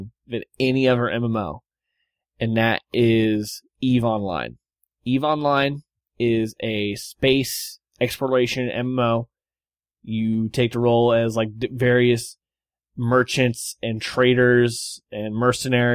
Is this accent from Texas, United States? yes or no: yes; Texas, United States; moved away; Texas. You know, my hometown, my home state